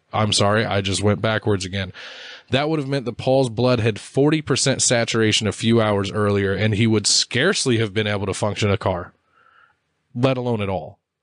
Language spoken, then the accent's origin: English; United States; I'm American